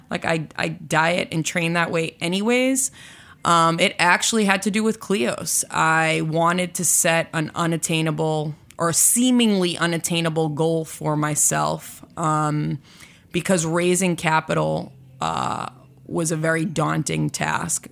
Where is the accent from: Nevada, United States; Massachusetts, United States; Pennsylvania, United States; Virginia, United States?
Massachusetts, United States; Boston; I was born and raised in Boston.